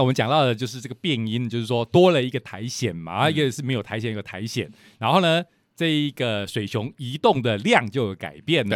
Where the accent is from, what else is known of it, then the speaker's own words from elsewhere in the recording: Lukang, Changhua County, Taiwan; 虽然我跟石老师都是鹿港人，但是我是，呃，小时候长大的时候，还是在鹿港